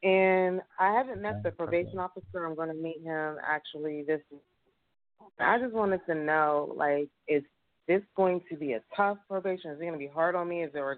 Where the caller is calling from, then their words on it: Pittsburgh, Pennsylvania, United States; I'm calling from Pittsburgh, Pennsylvania.